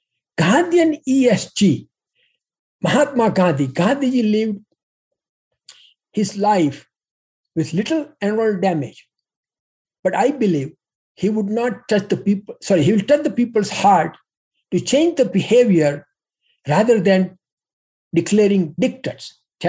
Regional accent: Pueblo, Colorado, United States; bought Rocky Mountain Steel in my hometown, Pueblo, Colorado, and he is one of the large employers.

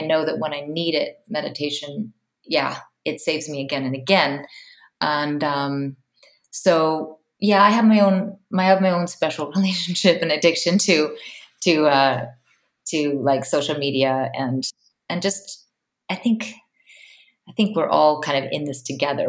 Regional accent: Palo Alto, California, United States; now in Iceland; I'm originally from Palo Alto, California, but I live in Iceland

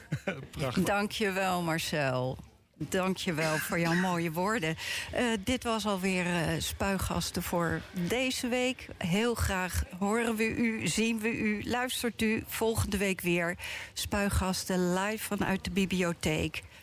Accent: The Hague, South Holland, Netherlands; ons als Hagenaar zelf

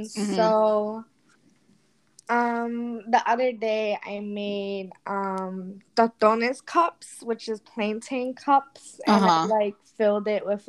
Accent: New York City, New York, United States; I'm 23 years old, and I am from the Bronx, New York.

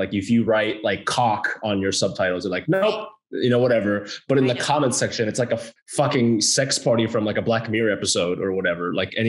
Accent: Hilliard, Ohio, United States; moved away as an adult; also born or lived in Japan; now in Los Angeles, United States; It was a city called Hilliard, which is a suburb of the capital, which is Columbus. I moved there when I was 8 from Japan. So, but I spent like most of my childhood in Ohio.

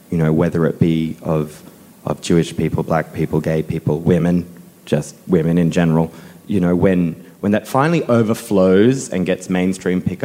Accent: Cronulla, New South Wales, Australia; I grew up in Cronulla

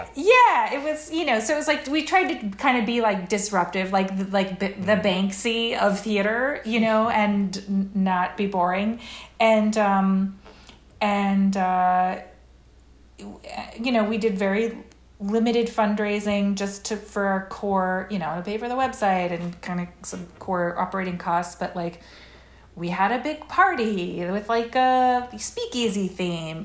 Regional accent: Brookline, Massachusetts, United States; moved away as an adult; also born or lived in New York City; I lived in Brookline till I was eighteen, and then I went to BU

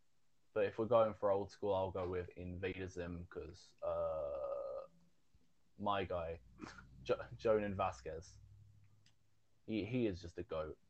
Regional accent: United Kingdom; I'm fucking British.

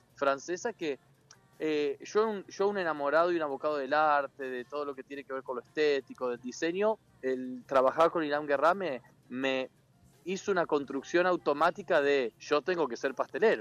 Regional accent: Entre Ríos, Argentina; moved away; toda la vida, toda la vida en Entre Ríos eh, crecí entre bolsones de harina y, planchas de ravioles

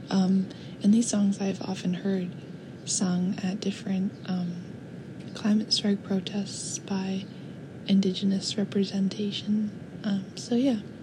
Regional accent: Vancouver, British Columbia, Canada; my hometown, Vancouver

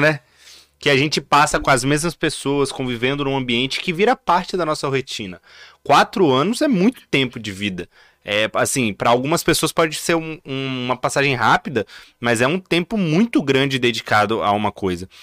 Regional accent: Vitória, Espírito Santo, Brazil; Eu sou de Vitória

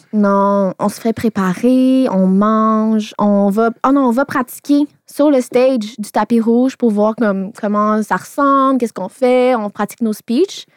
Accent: Laval, Quebec, Canada; Je viens de Laval, j'ai vingt-deux ans, je suis célibataire

